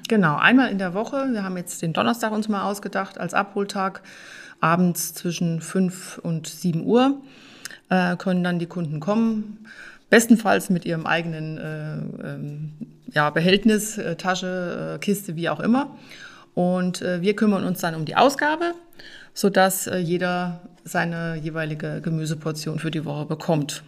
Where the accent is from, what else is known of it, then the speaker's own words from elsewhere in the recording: Hilders, Hesse, Germany; moved away as an adult; now in Weißbach, Germany; meinem Heimatort von Hilders